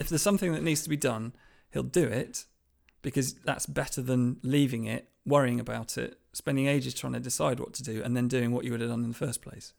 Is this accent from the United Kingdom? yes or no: yes; Lancashire, North West England, United Kingdom; I grew up in Lancashire, in a small village in Lancashire